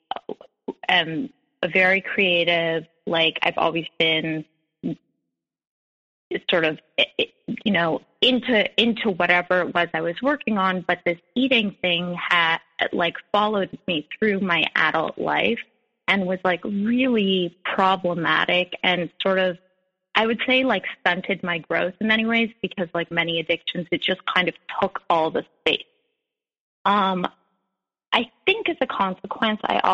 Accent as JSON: {"language": "English", "town": "Montreal", "region": "Quebec", "country": "Canada", "moved": "yes", "lives_now": "New York, United States", "said": "I'm Canadian. I live in New York, but I'm a Montrealer, and I grew up in a house"}